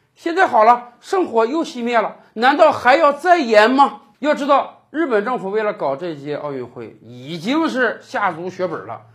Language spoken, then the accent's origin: Chinese; China; 我们中国人